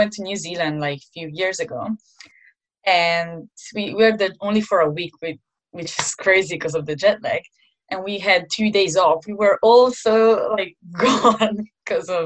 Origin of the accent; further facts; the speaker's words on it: Milan, Lombardy, Italy; moved away as an adult; now in London, United Kingdom; I'm from Milan, and Milan is such a beautiful city.